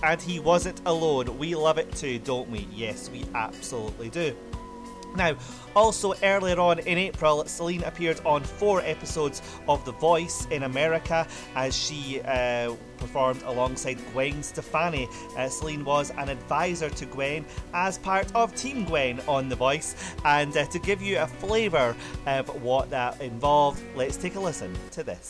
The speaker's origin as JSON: {"language": "English", "region": "Scotland", "country": "United Kingdom", "said": "my home country of Scotland"}